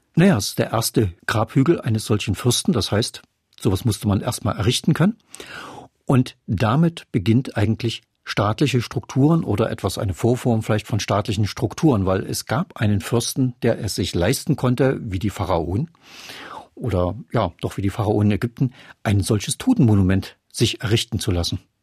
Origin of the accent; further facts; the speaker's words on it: Chemnitz, Saxony, Germany; also born or lived in Leipzig; Ich komme aus der Stadt mit den drei O's